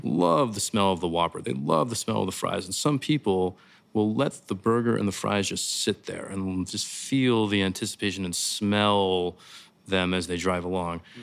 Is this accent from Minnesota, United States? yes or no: no; St. Louis, Missouri, United States; moved away as an adult; also born or lived in Chicago / New York City; I grew up in Saint Louis, Missouri.